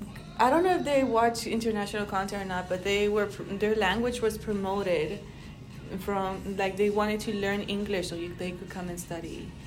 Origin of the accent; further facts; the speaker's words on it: Texas, United States; first language Spanish; English is a second language; also born or lived in Mexico; because I was born in Mexico, but I was raised in America.